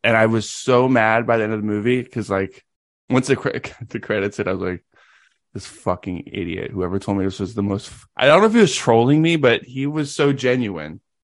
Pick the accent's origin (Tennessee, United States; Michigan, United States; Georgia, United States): Tennessee, United States; I was born in Tennessee